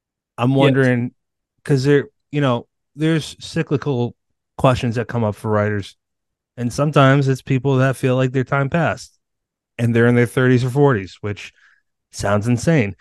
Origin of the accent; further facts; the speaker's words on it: Massachusetts, United States; I'm a New Englander. I'm from Mass